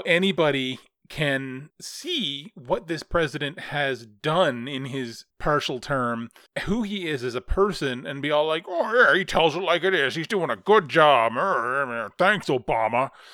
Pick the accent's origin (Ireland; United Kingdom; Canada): Canada; as a Canadian.